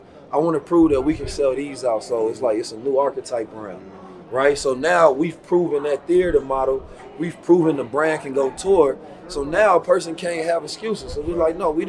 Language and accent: English; Oakland, California, United States; also born or lived in St. Louis, Missouri; And so I grew up in Oakland and St. Louis